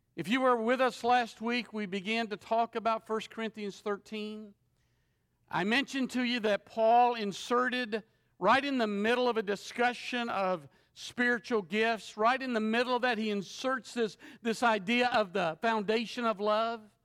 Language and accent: English; Shreveport, Louisiana, United States; I'm from Shreveport, Louisiana